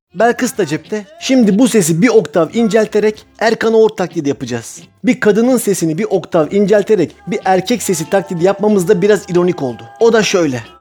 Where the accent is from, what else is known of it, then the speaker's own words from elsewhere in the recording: Çemişgezek, Tunceli Province, Turkey; Ben Çemiş Gezekliyim. Benim kendi toprağıma, memleketime dönmem lazım dedim.